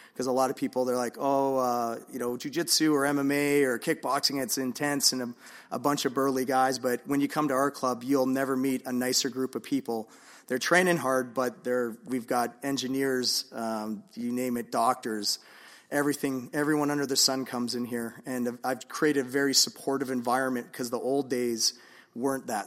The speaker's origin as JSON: {"language": "English", "town": "Vancouver", "region": "British Columbia", "country": "Canada", "said": "I'm originally from Vancouver, so, um, I'm a proud Vancouverite."}